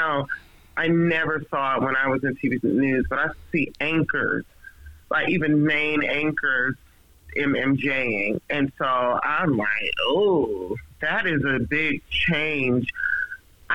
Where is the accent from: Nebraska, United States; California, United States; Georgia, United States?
Georgia, United States; Atlanta; a young Black girl growing up in Atlanta, Georgia